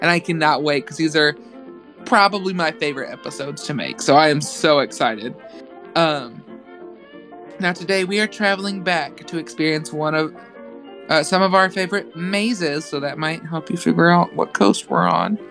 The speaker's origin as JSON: {"language": "English", "region": "Midwest", "country": "United States", "said": "I am from the Midwest"}